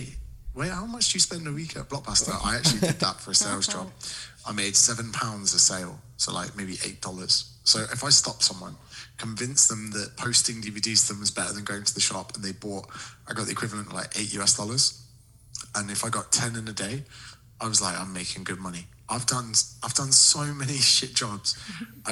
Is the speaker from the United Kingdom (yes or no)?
yes; United Kingdom; in Britain, we're struggling for good content